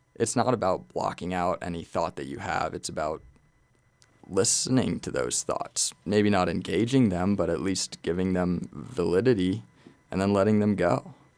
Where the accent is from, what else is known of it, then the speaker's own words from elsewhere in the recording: Glenwood Springs, Colorado, United States; I was born and raised in Glenwood Springs